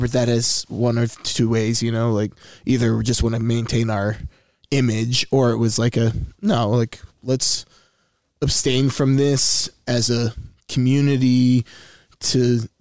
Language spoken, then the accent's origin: English; Wilmore, Kentucky, United States; I grew up in Wilmore, Kentucky